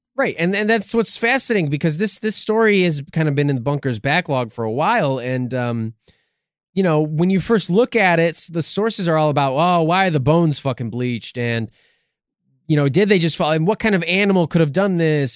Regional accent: United States; we're American

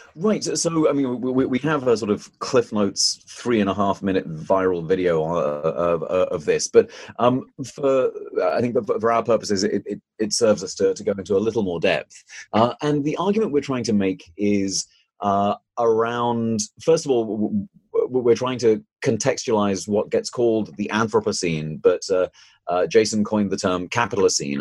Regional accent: United Kingdom; moved away; I, started in in the United Kingdom, as you might be able to tell from my accent

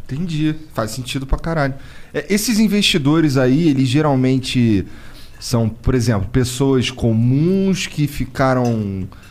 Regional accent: Rio de Janeiro, Brazil; eu sou do Rio, lá de uma área muito fodida

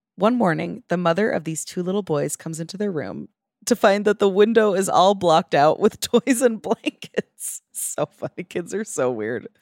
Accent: New York, United States; as a New Yorker

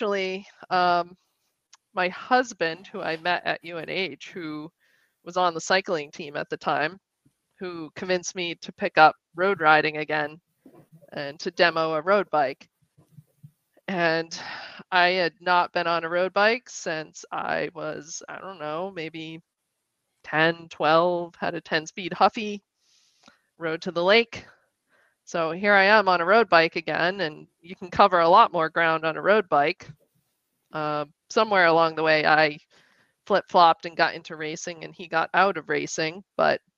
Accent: Western Massachusetts, United States; I grew up in Western Mass

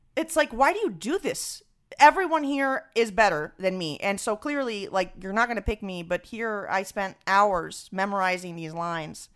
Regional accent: Venezuela; now in New York, United States; growing up in Venezuela

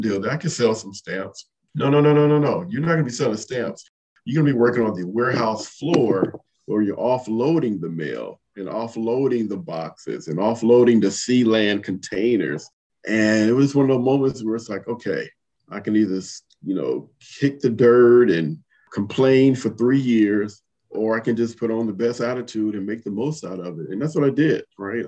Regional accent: Compton, California, United States; moved away as an adult; I grew up in Compton, California.

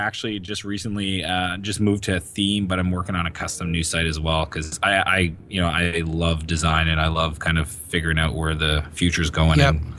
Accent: Riverview, New Brunswick, Canada; moved away as an adult; also born or lived in San Francisco; Born in Moncton, actually Riverview across the river.

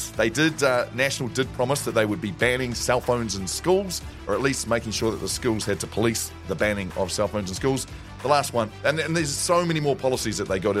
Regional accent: Gisborne, New Zealand; I know growing up in Gisborne, I remember playing rugby against gang members' children

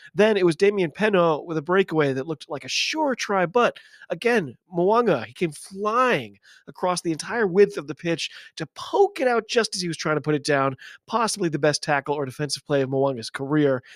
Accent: United States; I'm an American rugby fan

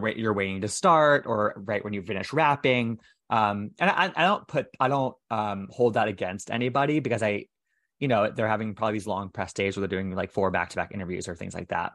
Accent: United States; in and around my hometown

